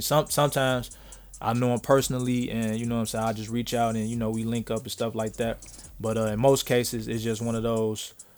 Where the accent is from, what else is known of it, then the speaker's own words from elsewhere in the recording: Chicago, Illinois, United States; Growing up in Chicago